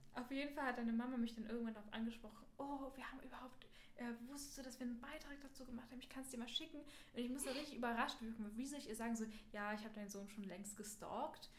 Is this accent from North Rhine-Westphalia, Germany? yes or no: no; Berlin, Germany; in der siebten Klasse wechselt man ja mal die Schule. In Berlin.